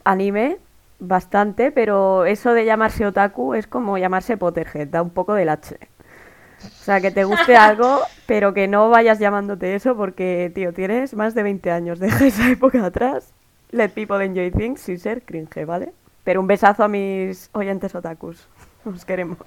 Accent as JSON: {"language": "Spanish", "region": "Region of Murcia", "country": "Spain", "said": "soy de Murcia"}